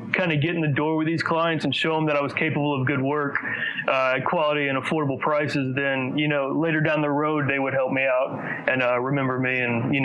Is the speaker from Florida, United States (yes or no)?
no; Gonzales, Louisiana, United States; moved away as an adult; now in Baton Rouge, United States; I'm actually from Gonzales, which is 30 minutes towards New Orleans, but I've been here the last 7 years